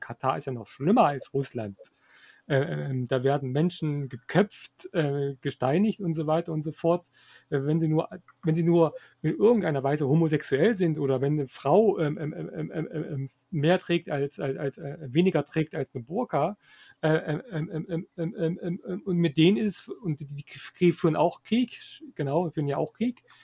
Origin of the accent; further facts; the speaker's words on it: Germany; wir als Deutsche